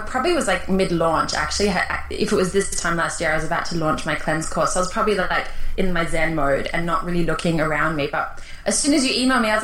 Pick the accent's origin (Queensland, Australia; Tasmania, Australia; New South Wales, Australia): New South Wales, Australia; Sydney; also born or lived in Toronto, Canada; My family is South African. I was born in Sydney, though